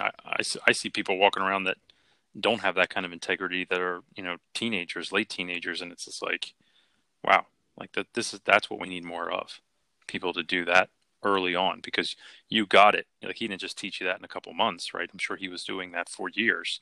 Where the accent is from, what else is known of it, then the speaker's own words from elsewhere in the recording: Philadelphia, Pennsylvania, United States; I grew up in Philly